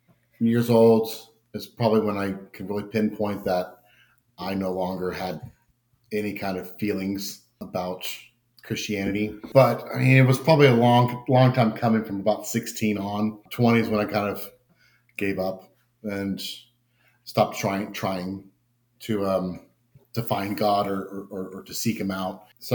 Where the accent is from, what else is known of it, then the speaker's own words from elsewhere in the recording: Indiana, United States; also born or lived in California; we moved to Indiana from California at my ripe age of 11 years old.